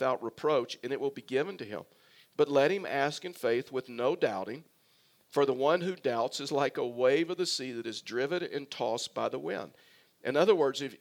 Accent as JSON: {"language": "English", "region": "South Texas", "country": "United States", "tie": "born or raised there", "moved": "yes", "lives_now": "Colorado, United States", "said": "I was raised in South Texas, and so I was basically raised on a beach"}